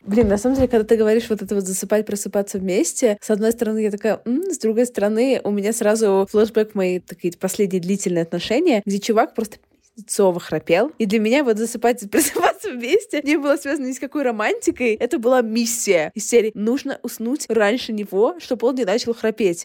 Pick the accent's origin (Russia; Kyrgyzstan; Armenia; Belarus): Kyrgyzstan; подкастерка из Кыргызстана